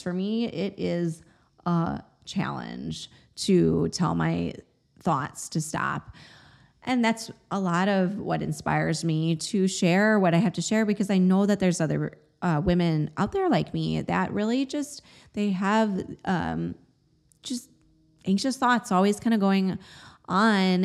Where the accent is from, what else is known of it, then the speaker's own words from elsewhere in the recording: Chicago, Illinois, United States; moved away; also born or lived in New England / Austin, Texas; I grew up in the Midwest, in the Chicagoland area